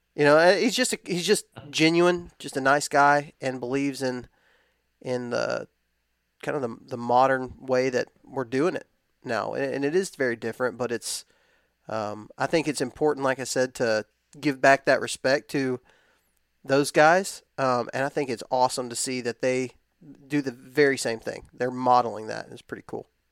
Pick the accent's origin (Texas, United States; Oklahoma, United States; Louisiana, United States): Texas, United States; West; I grew up in West Texas